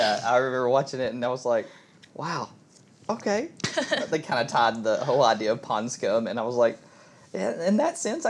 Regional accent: United States; growing up in America, that's a Christian nation

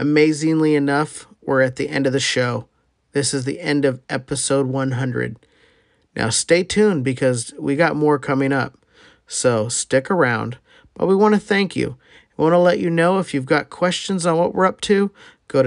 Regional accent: Wilton, California, United States; I'm from Wilton, California

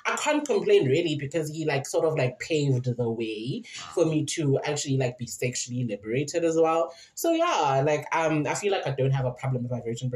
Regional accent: Queenstown, Eastern Cape, South Africa; in Queenstown, my hometown.

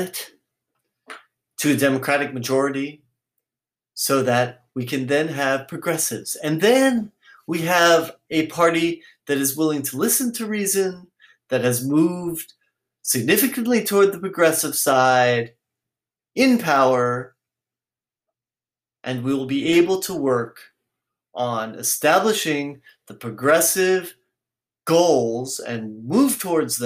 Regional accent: San Francisco, California, United States; I'm from San Francisco

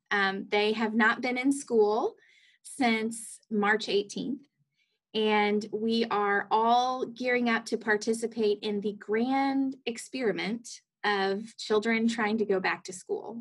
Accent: Athens, Georgia, United States; moved away as an adult; also born or lived in Rome, Georgia / Atlanta, Georgia; now in Jefferson City, United States; I grew up in Athens, Georgia

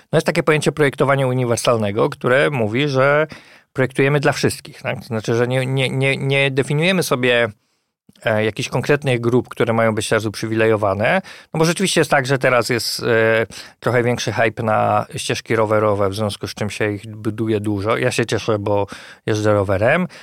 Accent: Poznań, Greater Poland, Poland; moved away as an adult; Ja jestem na przykład z Poznania

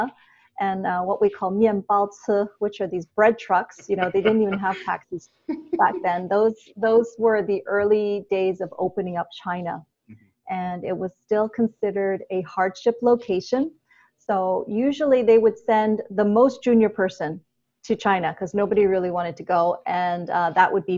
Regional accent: Toronto, Ontario, Canada; moved away as an adult; also born or lived in Hong Kong; I grew up in Toronto

